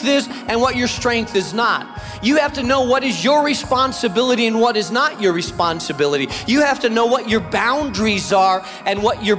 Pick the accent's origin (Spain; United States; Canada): Spain; moved away; I grew up in Spain